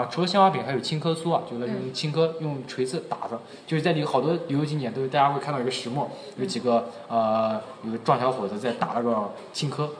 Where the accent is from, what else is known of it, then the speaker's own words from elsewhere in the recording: Jiangsu-Zhejiang-Shanghai area, China; 我们江浙沪